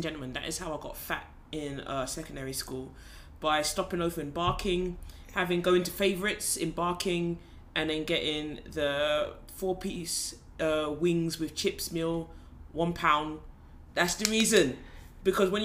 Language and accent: English; United Kingdom; now in South Korea; a Black British woman